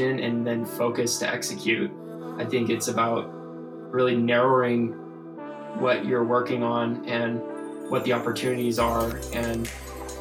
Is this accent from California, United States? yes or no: yes; San Diego, California, United States; moved away as an adult; also born or lived in Santa Barbara, California; now in Colorado, United States; I grew up in California. I grew up in San Diego and spent my childhood and major first part of my life there until I was 18